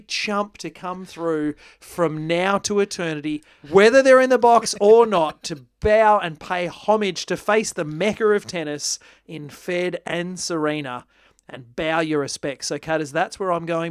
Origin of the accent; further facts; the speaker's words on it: Australia; as an Australian